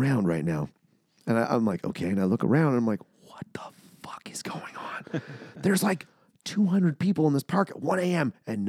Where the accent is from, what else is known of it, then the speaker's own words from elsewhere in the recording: Brandon, Manitoba, Canada; Brandon, Manitoba.